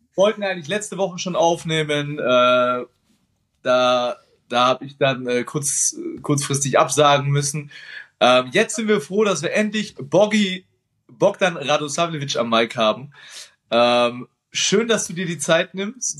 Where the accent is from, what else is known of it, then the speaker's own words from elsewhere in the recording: Nuremberg, Bavaria, Germany; für mich als Nürnberger